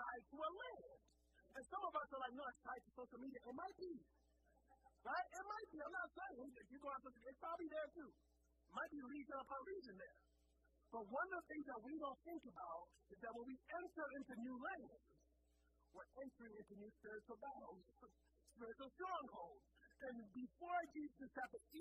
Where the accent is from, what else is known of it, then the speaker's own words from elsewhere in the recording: Liberia; moved away; I grew up in Liberia